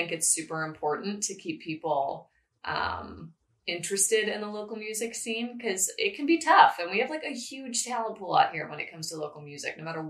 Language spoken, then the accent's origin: English; Chicago suburbs, Illinois, United States; now in Central Valley, United States; I'm from the Chicago suburbs